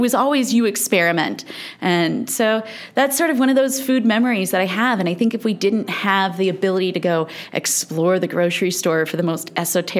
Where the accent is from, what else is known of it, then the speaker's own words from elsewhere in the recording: St. Louis, Missouri, United States; moved away; also born or lived in Augusta, Missouri / Beverly Hills, California; I'm from St. Louis, Missouri